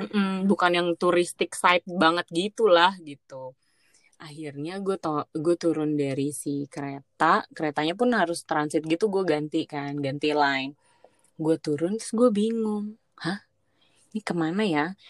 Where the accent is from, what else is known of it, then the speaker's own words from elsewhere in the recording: Indonesia; gue jawab oh iya dari Indonesia